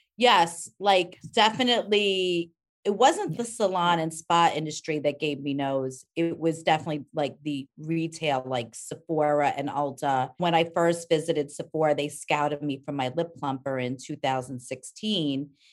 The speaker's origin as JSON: {"language": "English", "area": "Rockland County", "region": "New York", "country": "United States", "tie": "born or raised there", "said": "I grew up in Rockland County"}